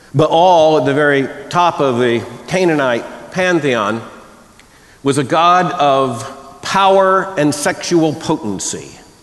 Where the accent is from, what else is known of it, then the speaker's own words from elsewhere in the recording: the South, United States; I grew up deep in the Southern Baptist Convention, which meant deep in Southern culture, and Southern culture is not friendly to the linguistic construction known as a diphthong.